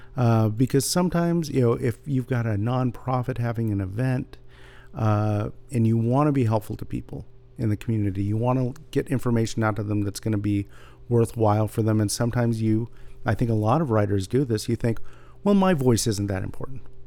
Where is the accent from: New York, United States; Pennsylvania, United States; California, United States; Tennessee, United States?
California, United States; San Jose; also born or lived in Santa Barbara; I grew up in San Jose reading Lee Weimars like so many other people did